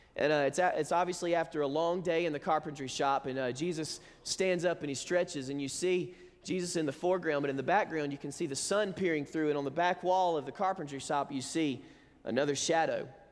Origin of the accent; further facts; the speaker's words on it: Alabama, United States; moved away; we grew up in Alabama